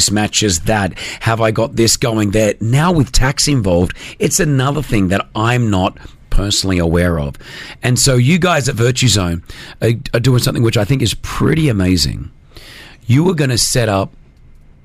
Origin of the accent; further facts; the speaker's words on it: Australia; now in United Arab Emirates; I'm from Australia